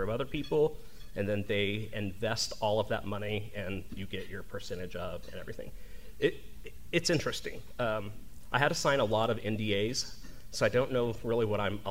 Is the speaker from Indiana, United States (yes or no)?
yes; Evansville, Indiana, United States; moved away as an adult; also born or lived in New York City; I am from Evansville, grew up in McCutcheonville